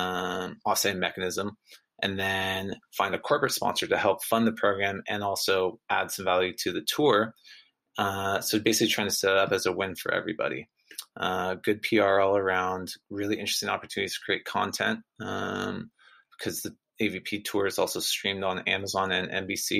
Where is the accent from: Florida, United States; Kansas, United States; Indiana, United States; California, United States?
California, United States; Santa Barbara; I grew up in Santa Barbara.